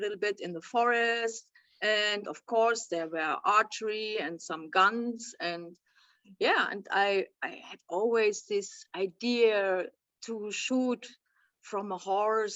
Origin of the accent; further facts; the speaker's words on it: near Bonn and Cologne, North Rhine-Westphalia, Germany; I'm coming from close from Bonn and Cologne. Mm-hmm. So this is the area